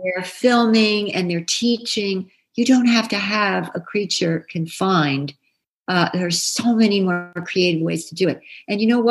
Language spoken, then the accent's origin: English; New Jersey, United States; I grew up in New Jersey